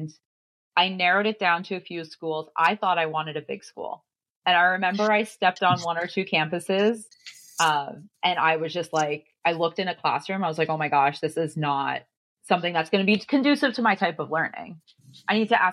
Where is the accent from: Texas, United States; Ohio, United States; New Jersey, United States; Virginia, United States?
New Jersey, United States; moved away as an adult; also born or lived in Connecticut; I grew up in New Jersey